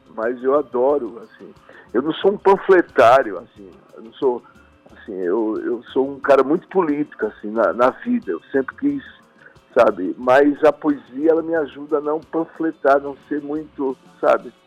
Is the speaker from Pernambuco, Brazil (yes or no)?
yes; Pernambuco, Brazil; pernambucano, nascido nos trópicos